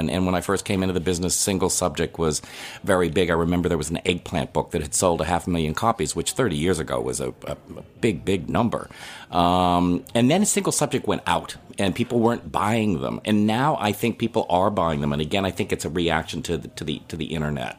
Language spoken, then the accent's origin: English; Chicago, Illinois, United States; now in New England, United States; I'm from Chicago originally